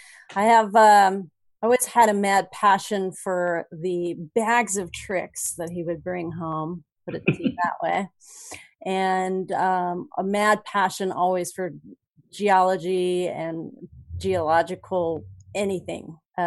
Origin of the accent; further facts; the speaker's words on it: Los Alamos, New Mexico, United States; born there; So I was born in Los Alamos the year that that was disclosed prior to my, just prior to my birth. It was Secret City.